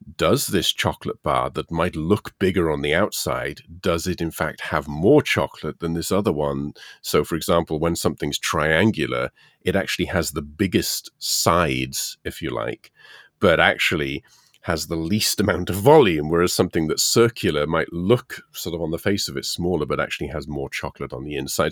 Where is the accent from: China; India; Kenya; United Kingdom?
United Kingdom; moved away; being British